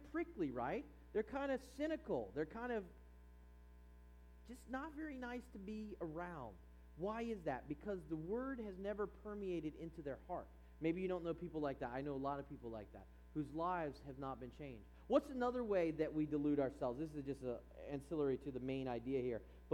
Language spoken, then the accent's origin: English; East Coast, United States; now in California, United States; growing up on the East Coast